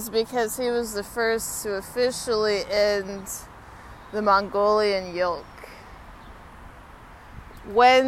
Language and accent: English; Texas, United States; now in Washington, D.C., United States; I'm from Texas.